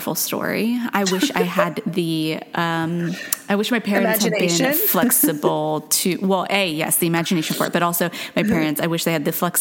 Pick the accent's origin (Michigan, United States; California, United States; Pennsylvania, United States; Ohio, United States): California, United States; Stanford; I was born in Stanford Hospital